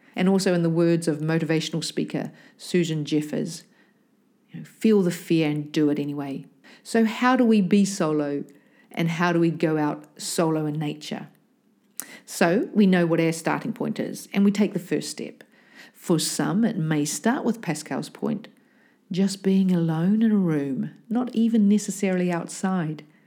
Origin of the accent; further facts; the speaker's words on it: New Zealand; me growing up in New Zealand